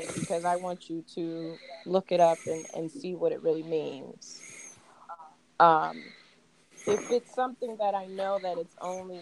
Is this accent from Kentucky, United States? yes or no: no; New York, United States; I grew up in New York.